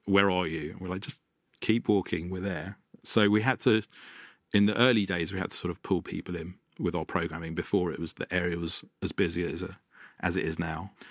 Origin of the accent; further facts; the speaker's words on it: London, United Kingdom; I grew up in North London and in a quite a musical family.